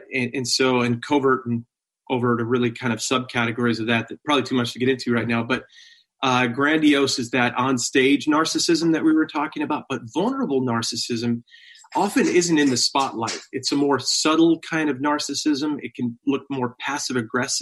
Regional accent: Long Island, New York, United States; I went to a church like this growing up on Long Island

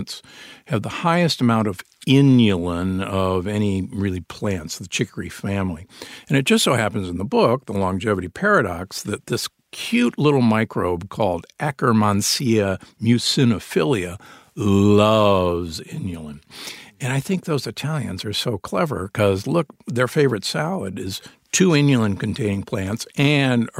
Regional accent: Omaha, Nebraska, United States; I grew up in Omaha, Nebraska, the beef state.

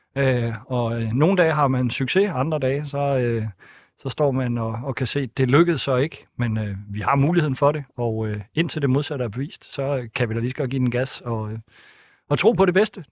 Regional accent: Thisted, North Denmark Region, Denmark; Tisted, hvor jeg kommer fra

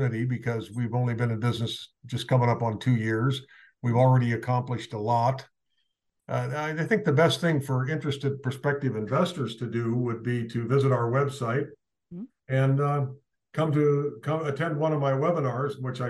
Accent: Spokane, Washington, United States; moved away as an adult; also born or lived in Idaho; now in California, United States; I was born and raised in Spokane

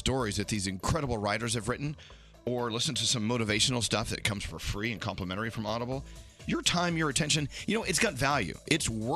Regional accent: Texas, United States; I grew up in Texas

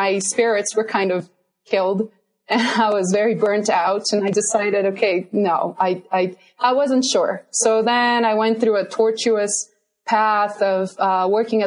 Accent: southern Brazil, Brazil; English is a second language; moved away as an adult; also born or lived in Virginia, United States; now in Colorado, United States; I'm originally from Brazil, and I got my undergrad degree, my bachelor's in sanitary and environmental engineering in southern Brazil, actually in my hometown in southern Brazil.

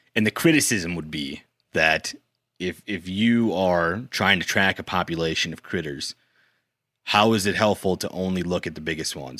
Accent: South Dakota, United States; I'm from South Dakota, but I consider myself like an honorary Minnesotan.

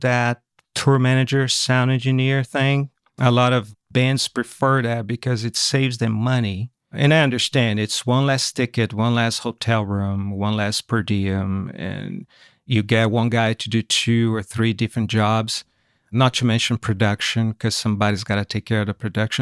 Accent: São Paulo, Brazil; English is a second language; moved away as an adult; also born or lived in California, United States; now in United States; Grew up in São Paulo, Brazil. I was raised there and lived there until I was twenty-nine years old. That's when I moved to America, to California in nineteen ninety-nine

